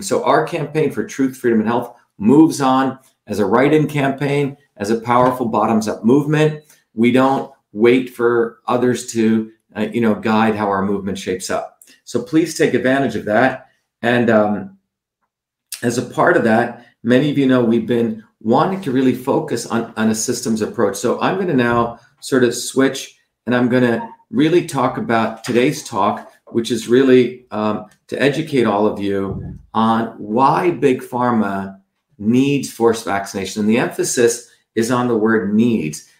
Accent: New Jersey, United States; New Jersey, my hometown where I grew up

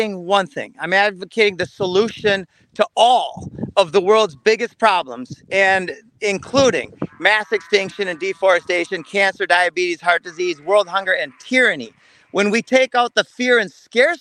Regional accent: Minnesota, United States; I grew up in Minnesota

